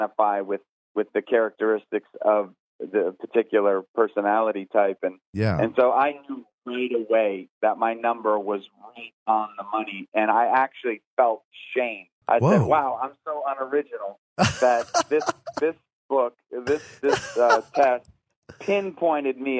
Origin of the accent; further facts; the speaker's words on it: Northeast, United States; also born or lived in the South; now in Southern United States; I'm from the Northeast